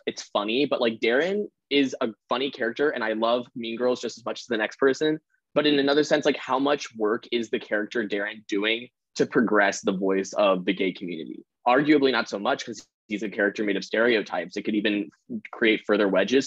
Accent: Colorado, United States; moved away; I'm from Colorado, USA.

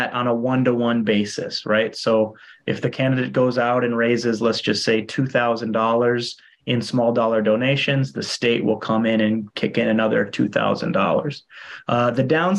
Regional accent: Minnesota, United States; moved away as an adult; also born or lived in Iowa; now in Hawaii, United States; I'm from Minnesota originally. And then went to school in Iowa

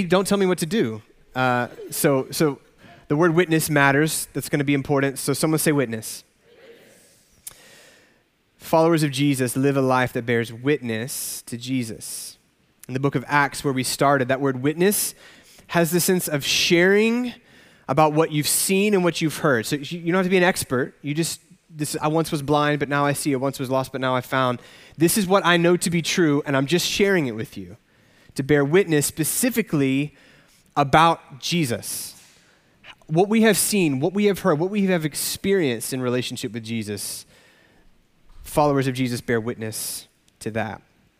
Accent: Arkansas, United States; I grew up in Arkansas, so just a state over.

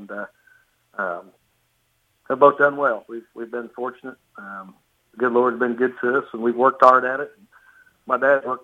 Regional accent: Washington, Indiana, United States; we're located in Washington, Indiana, which is a rural community in southwest Indiana.

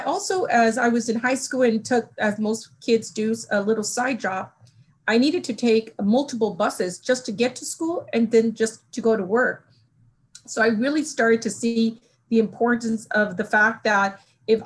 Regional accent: Los Angeles, California, United States; moved away; I grew up in Los Angeles

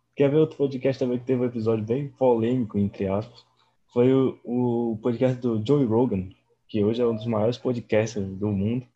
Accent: Mossoró, Rio Grande do Norte, Brazil; now in Bahia, Brazil; eu sou de Mossoró

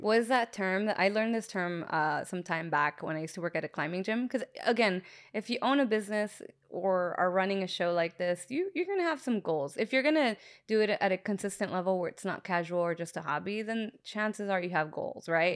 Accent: Long Beach, California, United States; now in Norwalk, United States; I'm from Long Beach

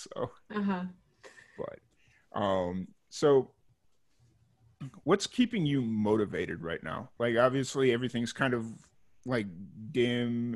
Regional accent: Chicago, Illinois, United States; moved away as an adult; now in Texas, United States; I'm from Chicago originally

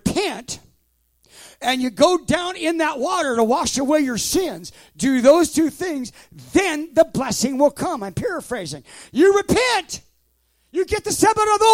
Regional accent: West Coast, United States; moved away; I'm from the West Coast.

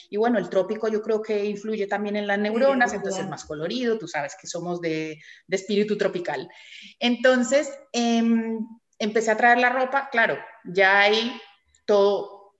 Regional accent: Colombia; now in Tenerife, Spain; yo soy colombiana, llevo casi 30 años en Tenerife, o sea que ya soy

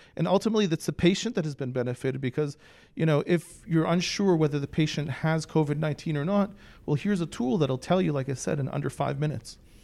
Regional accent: Toronto, Ontario, Canada; also born or lived in Philadelphia suburbs; now in Philadelphia, United States; I was born in Toronto

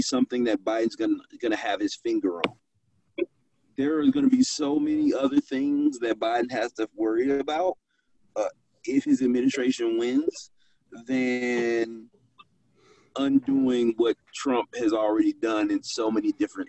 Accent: Detroit, Michigan, United States; I was born in Detroit

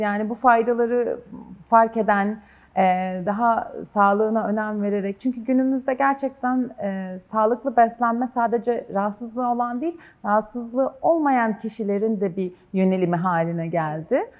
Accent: Kastamonu, Turkey; ben de Kastamonuluyum

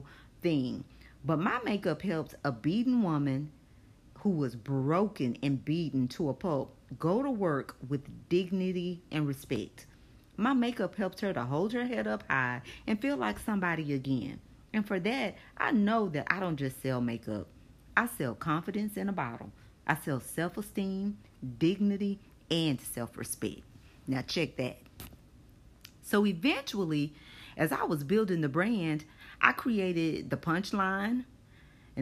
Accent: Longview, Texas, United States; moved away as an adult; now in Houston, United States; I still work for the same agency, but no longer in my hometown. I live in Houston, Texas, because I followed husband number two

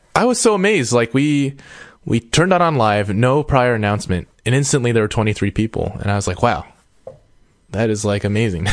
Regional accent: United States; I'm I'm an American

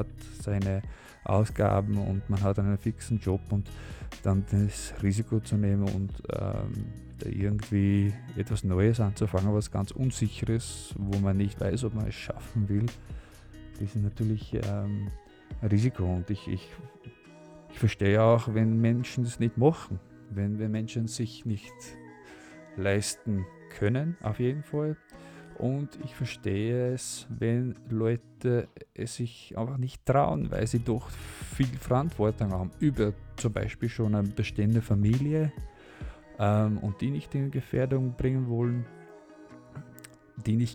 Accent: Netherlands; German is a second language; weil ich komme natürlich aus, also ich bin Holländer und, und in Holland gibt es auch ein Stipendium.

